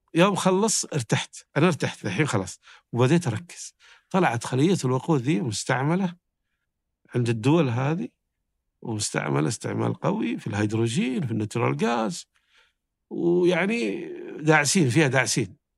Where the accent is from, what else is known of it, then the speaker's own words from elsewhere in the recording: Saudi Arabia; كنت من السعودية